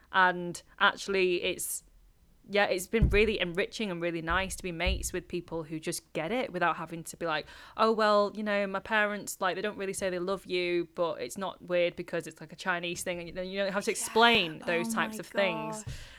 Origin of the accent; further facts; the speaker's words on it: England, United Kingdom; first language Cantonese; English is a second language; I can speak Cantonese to like a very colloquial level. And it was definitely my mother tongue too, but growing up in England, it was obviously like English just overtook.